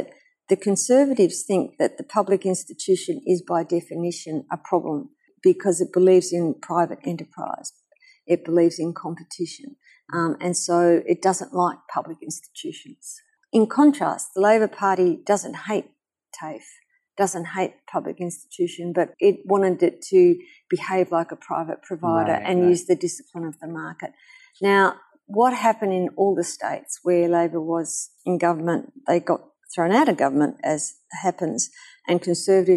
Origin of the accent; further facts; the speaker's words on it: Australia; I am from Australia